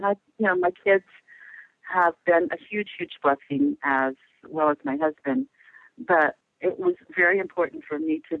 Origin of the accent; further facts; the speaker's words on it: Kokomo, Indiana, United States; moved away as an adult; I grew up in Kokomo, Indiana. It's a small town in the Midwest. And my parents were working class people, so I grew up in that environment.